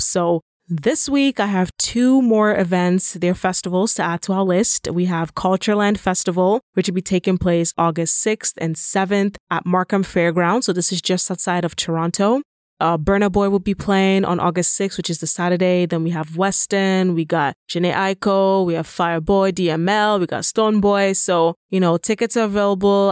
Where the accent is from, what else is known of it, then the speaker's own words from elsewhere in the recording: Nigeria; moved away; I'm also Nigerian